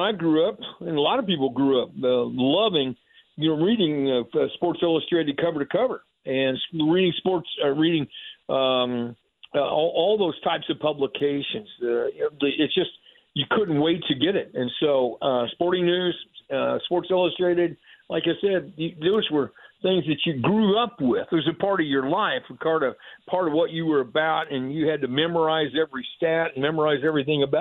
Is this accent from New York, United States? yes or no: no; Plainfield, Indiana, United States; now in Franklin, United States; my hometown and my home school, they all mean a lot to me